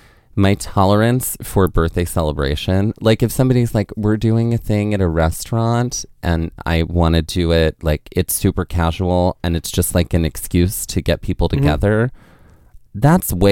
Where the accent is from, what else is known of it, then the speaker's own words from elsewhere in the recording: Mississippi, United States; moved away; also born or lived in Northeast United States; when I grew up in Mississippi